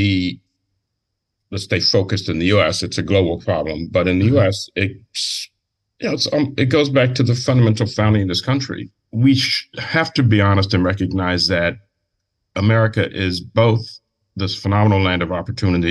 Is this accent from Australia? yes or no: no; Washington, District of Columbia, United States; I grew up in Washington, D.C.